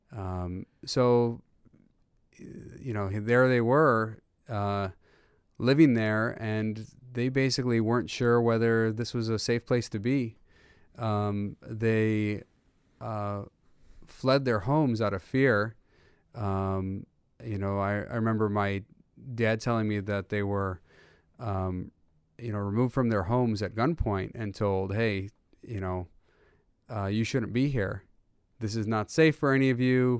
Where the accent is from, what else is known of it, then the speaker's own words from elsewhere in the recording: United States; growing up, that's the thing I remember most is my dad telling me all the time and my brothers, um, that we are so blessed to be in the United States